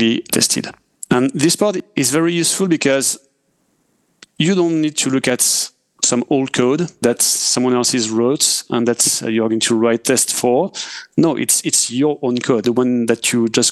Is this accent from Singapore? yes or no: no; France; accent: French; English is a second language; I'm French, as we can hear with my accent.